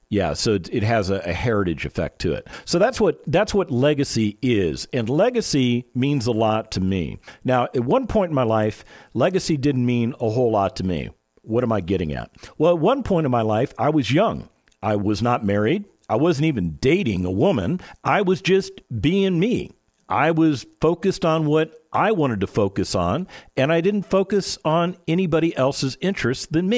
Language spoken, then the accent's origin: English; Las Vegas, Nevada, United States; I was born and raised in Las Vegas, Nevada